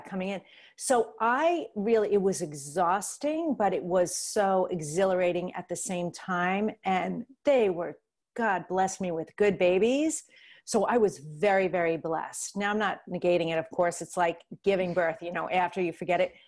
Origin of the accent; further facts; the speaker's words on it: New York, United States; I'm from New York